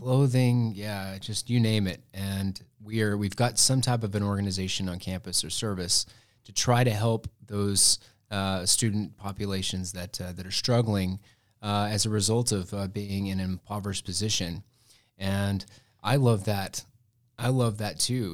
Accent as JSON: {"language": "English", "town": "Muleshoe", "region": "Texas", "country": "United States", "said": "I am from Muleshoe, Texas, which is a little itty-bitty town in the Texas Panhandle"}